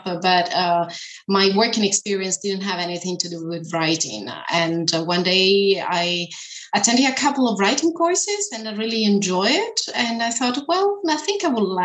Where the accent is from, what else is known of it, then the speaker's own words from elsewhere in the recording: Italy; first language Italian; English is a second language; moved away as an adult; also born or lived in China / Germany; now in Berlin, Germany; I am from Italy, actually, living in Germany